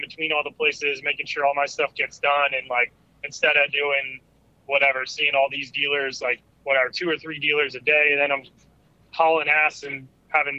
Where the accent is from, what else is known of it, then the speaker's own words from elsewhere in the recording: Colorado, United States; moved away as an adult; now in Southern California, United States; I grew up in Colorado forever